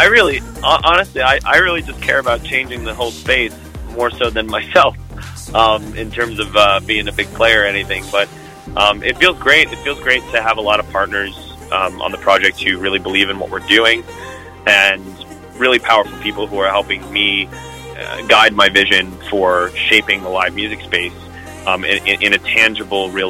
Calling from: Las Vegas, Nevada, United States; Calling in from Vegas.

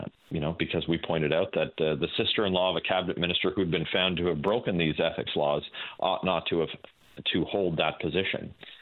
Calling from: Brockville, Ontario, Canada; I'm in Brockville, Ontario today.

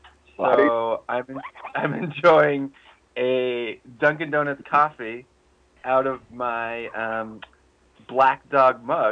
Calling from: northern Patagonia, Chile; Well, I'm calling from Punta Lafu, Chile, which is in northern Patagonia.

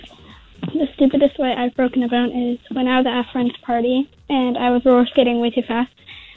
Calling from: Harrington, Delaware, United States; I'm calling from Harrington, Delaware.

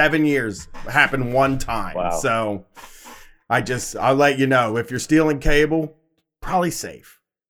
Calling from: Columbus, Ohio, United States; from Columbus, Ohio.

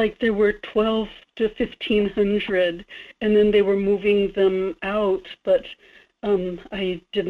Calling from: Kodiak, Alaska, United States; … in Kodiak.

